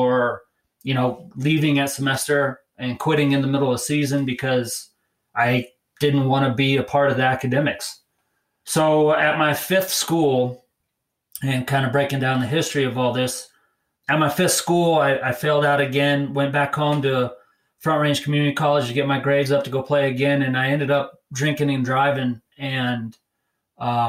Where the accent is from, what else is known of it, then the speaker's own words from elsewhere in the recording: Fort Collins, Colorado, United States; I grew up, I'm a native of Colorado. I spent most of my younger years in Fort Collins